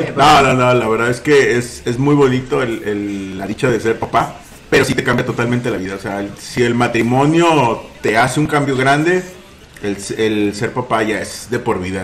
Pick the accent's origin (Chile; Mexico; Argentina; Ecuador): Mexico; si algo tenemos nosotros como mexicanos, lo decíamos, somos muy chambeadores